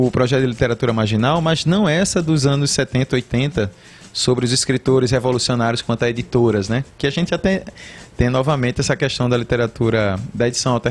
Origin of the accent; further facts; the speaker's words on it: Cedro, Pernambuco, Brazil; also born or lived in Matriz / Livramento / Jaboatão / Recife; Ainda que eu tenha morado na Matriz e no Livramento, hum. porque quando saímos do Cedro, eu fui morar na Matriz, depois fui morar no Livramento, depois é que fomos para Jaboatão, Recife